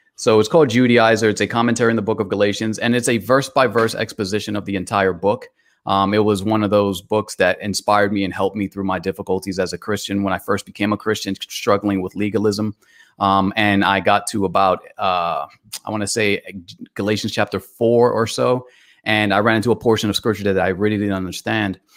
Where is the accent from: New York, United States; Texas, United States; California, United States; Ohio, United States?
New York, United States; New York City; now in Atlanta, United States; I was born in Bronx, New York. I currently reside in Atlanta